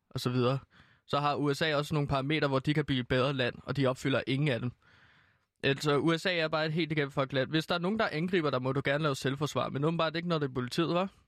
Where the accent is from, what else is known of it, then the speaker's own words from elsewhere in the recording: Denmark; jeg er rigtig glad for, at officielt jeg kan sige, at jeg er dansker